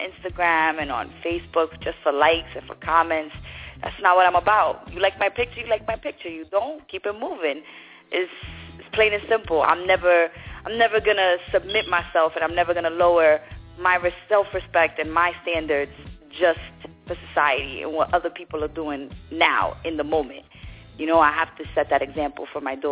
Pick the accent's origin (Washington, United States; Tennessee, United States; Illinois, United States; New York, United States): New York, United States; New York City; moved away as an adult; also born or lived in Brooklyn; now in Florida, United States; I was born in Brooklyn, raised in Queens.